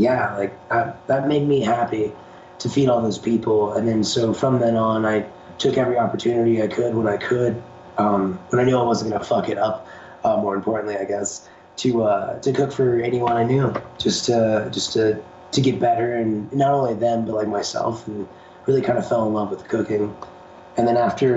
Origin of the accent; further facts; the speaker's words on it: Colorado, United States; I grew up in Colorado. I moved here when I was 5